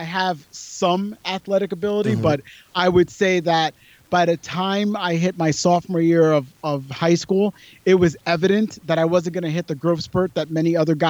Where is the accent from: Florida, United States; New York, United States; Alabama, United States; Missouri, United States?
New York, United States; New York City; also born or lived in Warwick, New York / Hoboken, New Jersey / Brooklyn, New York; I was born in the Bronx in New York City, one of the boroughs of New York City, the Bronx. And I was there till about 12. Then I moved a little bit upstate, like to a suburb of New York City, about, let's say, 60 miles away. And it's called Warwick, New York.